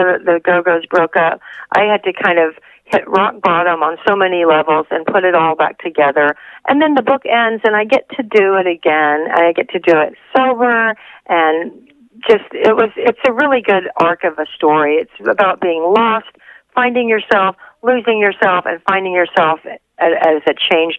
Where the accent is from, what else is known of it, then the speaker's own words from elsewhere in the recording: Texas, United States; now in Los Angeles, United States; which was what I moved to Los Angeles for from Texas